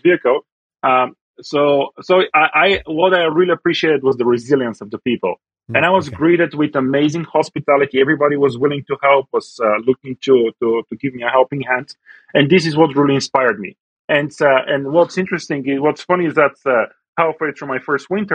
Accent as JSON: {"language": "English", "country": "Bulgaria", "tie": "born or raised there", "also_born_or_lived": "United States", "moved": "yes", "lives_now": "Calgary, Canada", "said": "I grew up in Europe, and I had a wonderful time growing up in Europe and in Bulgaria"}